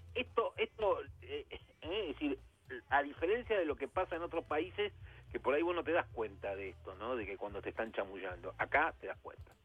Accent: Argentina; como bien argentino

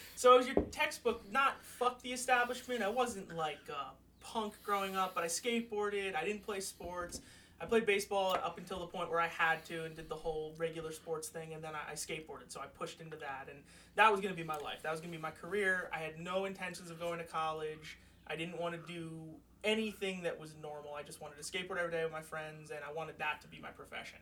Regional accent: Manahawkin, New Jersey, United States; moved away as an adult; now in Bergen County, United States; I grew up in Manahawkin near the beach

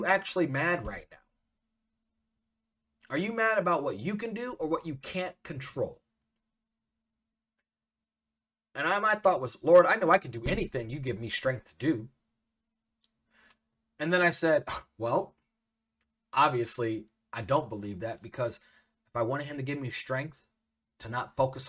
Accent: Central Illinois, United States; I'm a mixed kid growing up in Central Illinois.

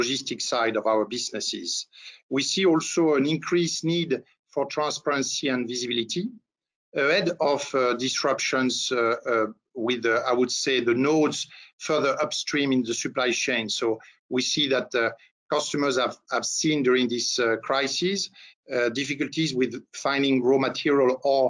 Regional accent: France; accent: French; English is a second language; moved away as an adult; now in Atlanta, United States; As you can notice by my little accent, I'm a French national residing in the US for quite some time.

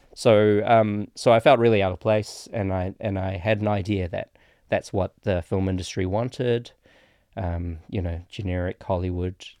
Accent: Auckland, New Zealand; also born or lived in Petaling Jaya, Malaysia; In my area, I grew up on the North Shore

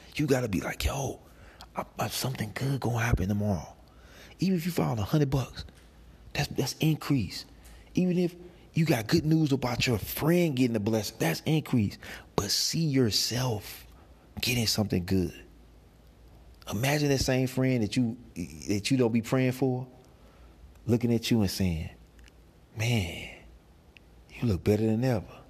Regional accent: St. Louis, Missouri, United States; I come from St. Louis

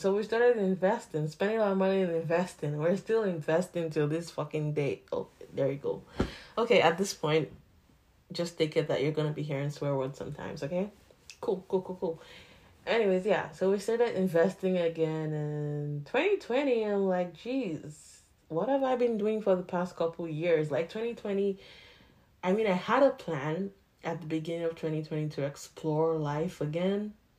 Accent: Nigeria; now in Canada; So I'm still Nigerian. Like, I don't want to be just Nigerian, you know, but condition and everything. So I'm supposed to be Nigerian Canadian.

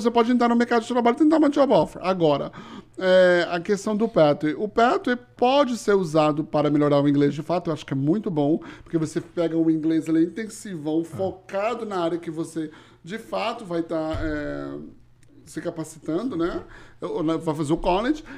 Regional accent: Toronto, Ontario, Canada; Eu nasci em Toronto e eu sou o canadense de meia tigela.

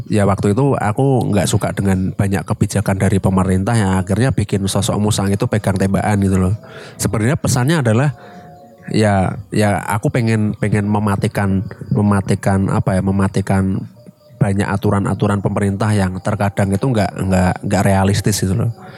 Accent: Semarang, Central Java, Indonesia; kota kita di Semarang.

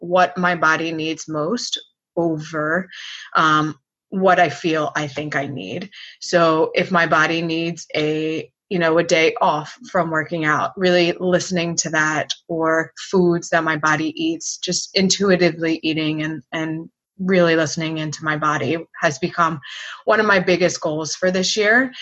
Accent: Philadelphia, Pennsylvania, United States; moved away as an adult; now in Florida, United States; I am originally from Philadelphia area. I live in Florida now, and I moved here for college.

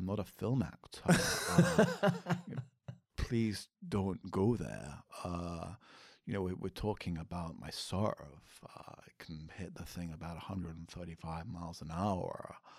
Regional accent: Scotland, United Kingdom; I'm a Scottish warrior.

